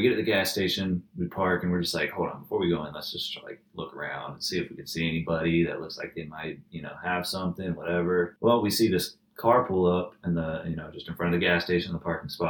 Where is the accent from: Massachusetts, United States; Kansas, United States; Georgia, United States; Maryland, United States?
Georgia, United States; Atlanta; We're from Atlanta.